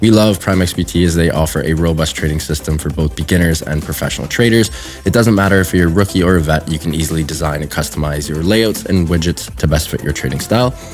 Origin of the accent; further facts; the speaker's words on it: Canada; I am Canadian.